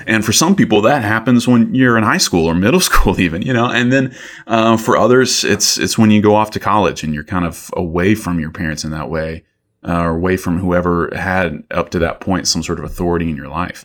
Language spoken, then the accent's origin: English; Columbus, Georgia, United States; moved away as an adult; also born or lived in Athens, Georgia; my hometown, Columbus